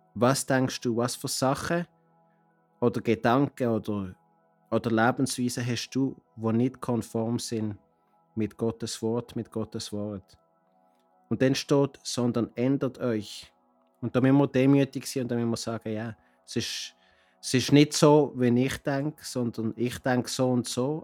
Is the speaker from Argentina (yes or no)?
no; Basel, Basel-Stadt, Switzerland; moved away as an adult; now in Cartagena, Colombia; ich komme aus Basel, lebe aber seit 30 Jahren in Kolumbien, in Cartagena